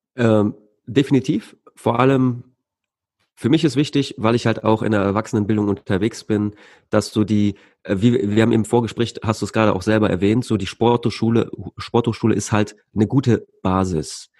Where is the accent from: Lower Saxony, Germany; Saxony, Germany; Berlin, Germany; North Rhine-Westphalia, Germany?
North Rhine-Westphalia, Germany; Leverkusen; Bei uns in Leverkusen